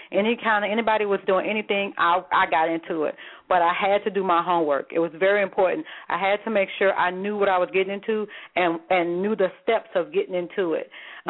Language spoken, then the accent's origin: English; the South, United States; I'm from the South, and everybody